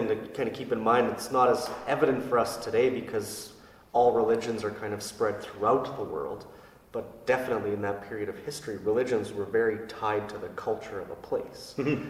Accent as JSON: {"language": "English", "town": "St. Albert", "region": "Alberta", "country": "Canada", "lives_now": "Fort Saskatchewan, Canada", "said": "I'm originally from St. Albert, and I've been a priest for 6 years for the Archdiocese of Edmonton."}